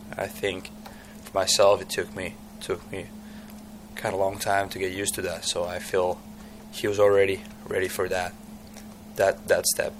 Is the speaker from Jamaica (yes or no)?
no; Tampere, Pirkanmaa, Finland; English is a second language; moved away as an adult; my hometown Tampere